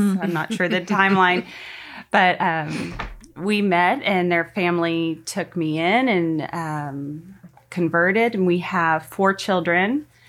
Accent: Portland, Oregon, United States; I am a convert in 2012, and I grew up right outside of Portland, Oregon.

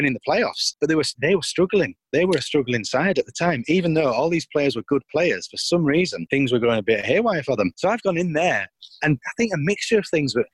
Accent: York, Yorkshire and the Humber, United Kingdom; I am a York born and bred lad

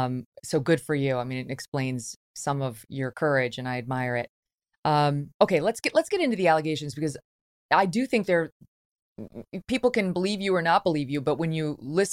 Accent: Syracuse, New York, United States; also born or lived in Albany; I grew up in Syracuse and Albany, so you're not far from where I grew up.

